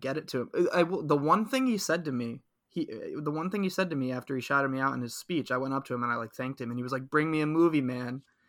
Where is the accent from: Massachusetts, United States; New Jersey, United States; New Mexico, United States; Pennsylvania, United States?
New Jersey, United States; Princeton; I grew up in Princeton, New Jersey area, but had a lot of family in Bucks County, PA.